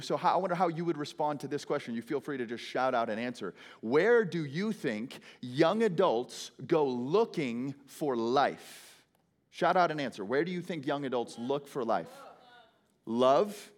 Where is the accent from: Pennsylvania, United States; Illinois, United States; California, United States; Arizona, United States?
Arizona, United States; Phoenix; I hail from Phoenix, Arizona.